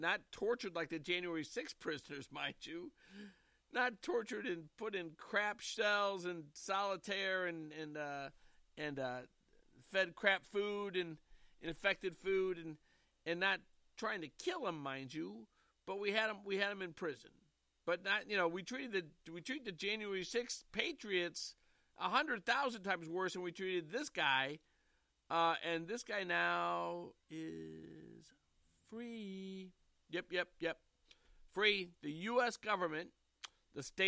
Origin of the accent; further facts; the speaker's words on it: St. Louis, Missouri, United States; The West End stories are from growing up in the Central West End of St. Louis, Missouri